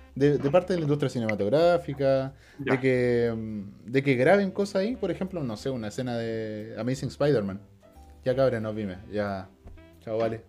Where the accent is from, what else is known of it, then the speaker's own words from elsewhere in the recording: Chile; De Chile.